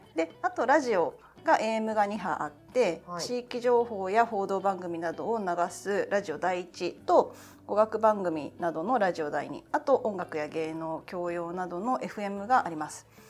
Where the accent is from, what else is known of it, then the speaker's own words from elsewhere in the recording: Kanagawa, Japan; 神奈川県出身です